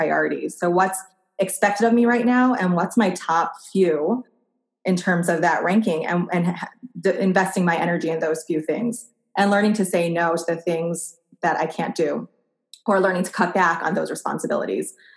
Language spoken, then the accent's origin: English; East Coast, United States; moved away as an adult; now in Portland, United States; I grew up on the East Coast. I moved to Portland, Oregon about 6 years ago